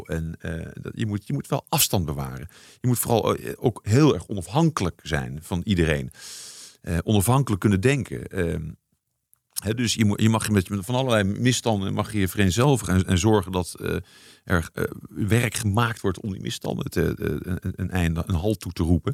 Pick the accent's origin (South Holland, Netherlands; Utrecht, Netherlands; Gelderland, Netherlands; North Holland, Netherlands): Gelderland, Netherlands; near Arnhem; also born or lived in Nijmegen; Ik ben geboren in Nijmegen. Ik ben opgegroeid in de buurt van Arnhem.